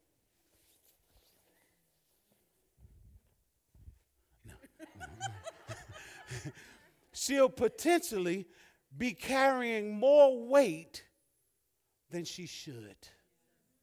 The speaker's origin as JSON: {"language": "English", "region": "Alabama", "country": "United States", "tie": "born or raised there", "also_born_or_lived": "Massachusetts", "moved": "yes", "said": "my best friend that I grew up with in Alabama"}